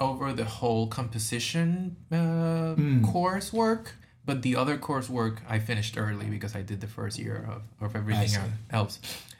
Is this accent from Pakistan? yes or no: no; Puerto Rico; I am from Puerto Rico, and I'm 28 years old.